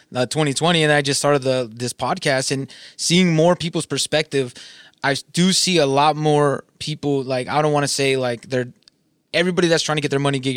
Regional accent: Southern California, United States; I'm from Southern California.

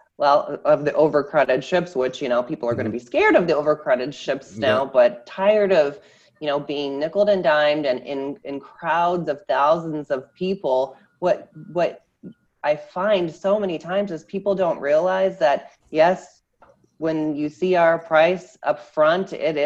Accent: Iowa, United States; moved away; I am originally from Iowa, Midwestern girl from a very small town of 500 people

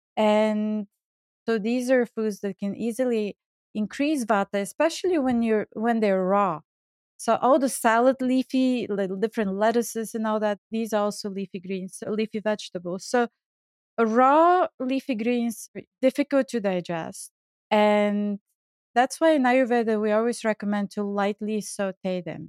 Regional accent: Bulgaria; moved away; I grew up in Bulgaria

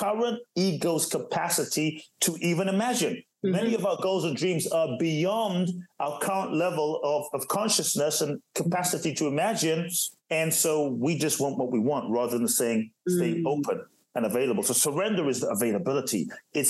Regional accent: Ghana; also born or lived in Los Angeles, United States / Phoenix, United States / Miami, United States; now in Brazil; I was born in Ghana, West Africa.

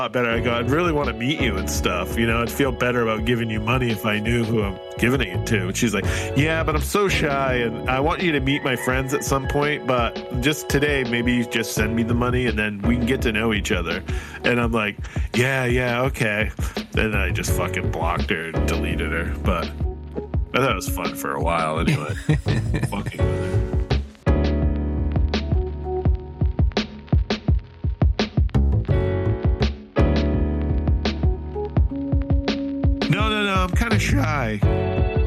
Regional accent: Detroit, Michigan, United States; I'm from Detroit

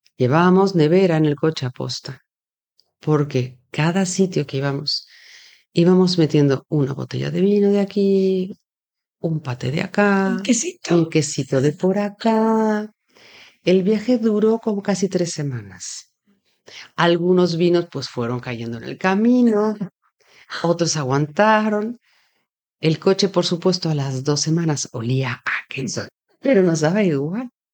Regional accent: Mexico City, Mexico; now in Spain; yo soy del DF

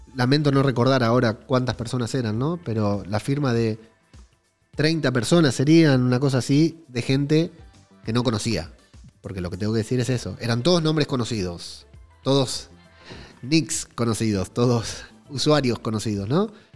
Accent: Buenos Aires, Argentina; accent: porteño; moved away as an adult; now in Madrid, Spain; Hablo como argentino, hablo como un porteño de mierda

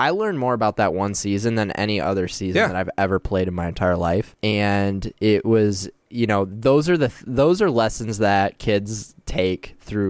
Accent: Gaylord, Michigan, United States; moved away as an adult; also born or lived in Houston, Texas; now in Grand Rapids, United States; So I was born in Houston. My parents were living there at the time, and when I was one, my dad bought a small business up in Gaylord.

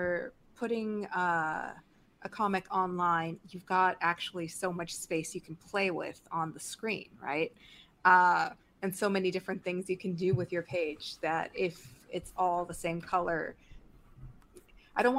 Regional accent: Mexico; I grew up in Mexico. I am from Mexico.

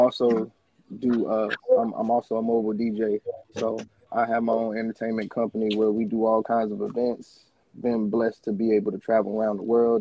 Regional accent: Philadelphia, Pennsylvania, United States; also born or lived in Marion, South Carolina; now in Florida, United States; I'm actually from Philadelphia, Pennsylvania, but I moved here to Florida from Marion, South Carolina

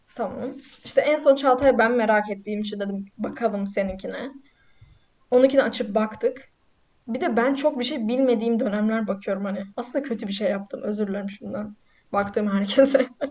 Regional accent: Black Sea Region, Turkey; ben Karadenizliyim.

